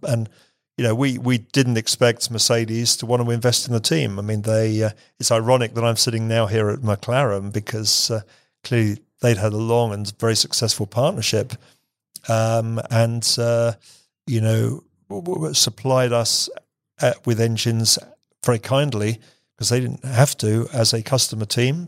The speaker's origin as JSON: {"language": "English", "region": "England", "country": "United Kingdom", "said": "I'm English"}